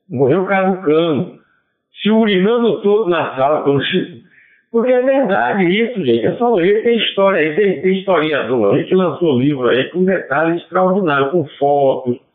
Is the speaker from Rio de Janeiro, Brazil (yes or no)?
no; Bahia, Brazil; o baiano, na hora de, da, da pesquisa, ele diz que é católico, mas mentira todos nós somos católicos de nascimento, mas todos nós temos um pé na Umbanda